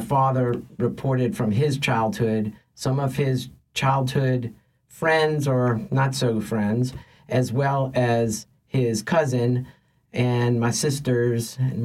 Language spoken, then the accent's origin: English; Metairie, Louisiana, United States; also born or lived in Lakeview, New Orleans; we moved from Lakeview to Metairie, to the house I grew up in.